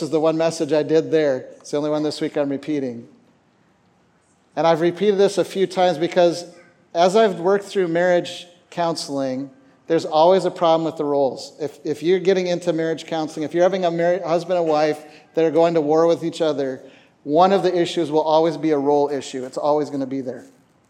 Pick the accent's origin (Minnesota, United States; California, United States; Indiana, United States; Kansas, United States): Minnesota, United States; born there; moved away as an adult; also born or lived in Canada; So I was born in Minnesota.